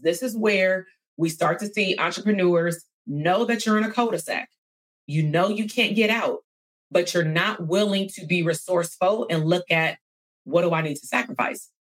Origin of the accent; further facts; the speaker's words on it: California, United States; I'm from California